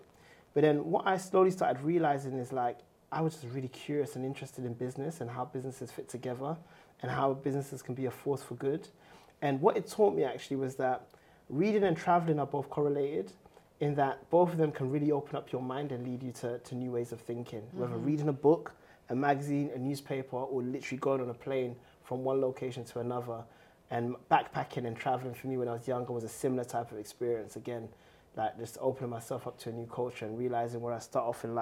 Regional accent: London, United Kingdom; also born or lived in Ghana; I grew up in Tottenham

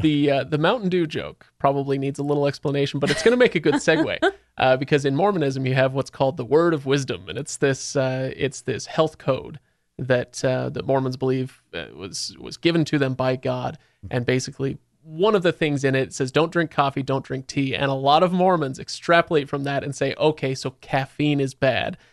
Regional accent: Seattle, Washington, United States; now in Salt Lake City, United States; I grew up in Seattle

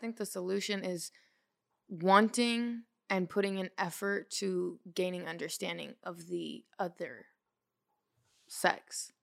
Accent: Portland, Oregon, United States; moved away as an adult; also born or lived in California; now in Los Angeles, United States; I'm from Portland, Oregon.

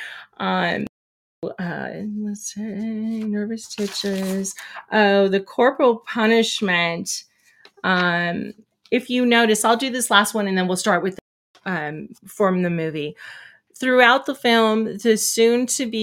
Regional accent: California, United States; growing up in California

